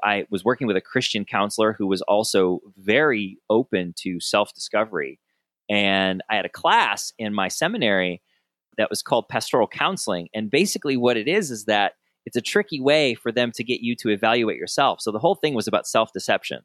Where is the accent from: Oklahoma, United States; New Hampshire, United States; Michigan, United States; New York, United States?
Michigan, United States; Southern; growing up in Sou-, in Southern Michigan